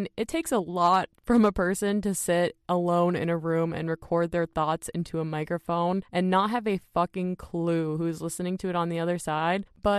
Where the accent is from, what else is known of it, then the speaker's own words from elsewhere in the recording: Minnesota, United States; I was just blown away by that because I'm from Minnesota, for those of you guys who don't know that.